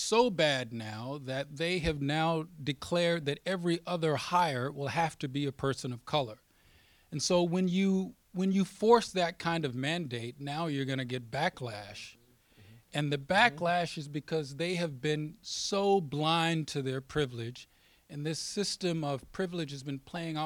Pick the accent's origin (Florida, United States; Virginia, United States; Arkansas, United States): Arkansas, United States; a small town in; moved away; I grew up in the South, born in the 60s, in between the Civil Rights Act and the Voting Rights Act. And in the small town that I grew up in, the town's sort of been hollowed out. When I go back there in Arkansas